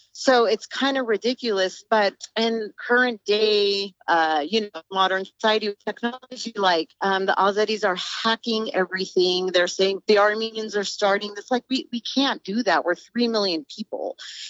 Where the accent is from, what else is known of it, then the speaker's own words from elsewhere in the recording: Central Valley, California, United States; the Armenians were a small people, we've contributed a lot. And I grew up in the Central Valley where it was an agricultural community. It was, I would say, 99.9% Mexican.